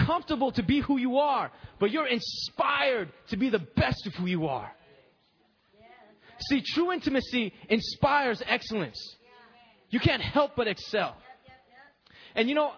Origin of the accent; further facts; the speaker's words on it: United States; I'm Korean American